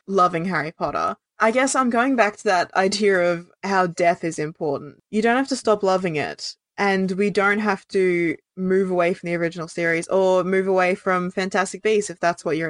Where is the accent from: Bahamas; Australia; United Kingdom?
Australia; as an Australian person